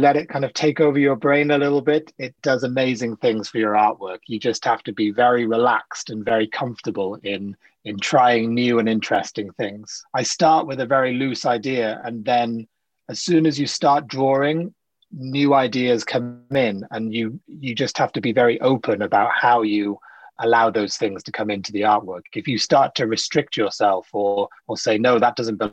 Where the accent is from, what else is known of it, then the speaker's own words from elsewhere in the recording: South Wales, United Kingdom; also born or lived in Sri Lanka; now in London, United Kingdom; I grew up in South Wales